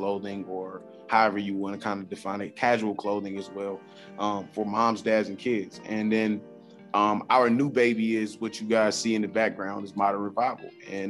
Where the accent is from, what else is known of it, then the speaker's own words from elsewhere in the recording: the South, United States; who may be from other geographical areas, we're from the South.